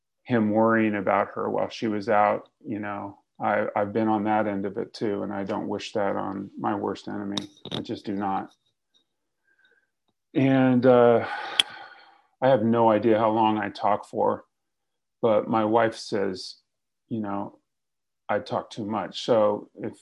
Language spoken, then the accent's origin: English; Fresno, California, United States; moved away as an adult; now in Los Angeles, United States; I got sober in Fresno